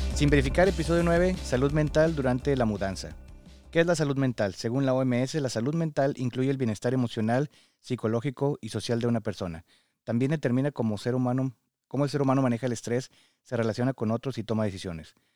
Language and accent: Spanish; Mexico; now in United States; somos mexicanos y tenemos este apego muy grande a la familia